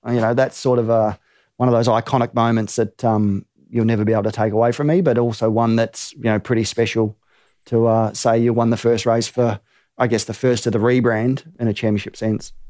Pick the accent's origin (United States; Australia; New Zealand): New Zealand; growing up in New Zealand